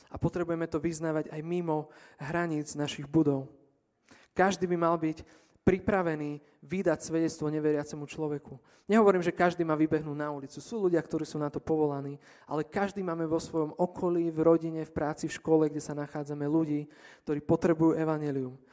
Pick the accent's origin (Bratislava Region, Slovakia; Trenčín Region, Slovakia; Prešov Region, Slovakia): Trenčín Region, Slovakia; near Stará Turá; stará Ture je kúsok od môjho rodného mesta